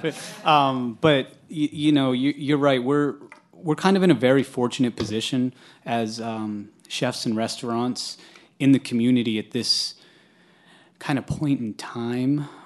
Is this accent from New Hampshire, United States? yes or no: yes; New Hampshire, United States; I grew up in New Hampshire